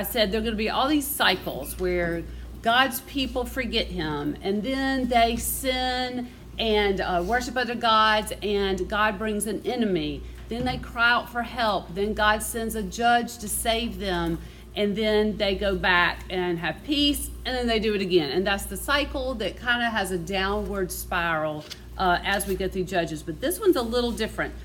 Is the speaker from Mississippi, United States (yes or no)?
yes; Mississippi, United States; I'm from Mississippi